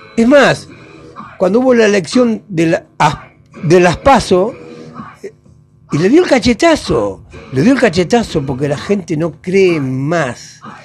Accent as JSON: {"language": "Spanish", "country": "Argentina", "said": "una nación tan grande como la Argentina, que tenemos de todo"}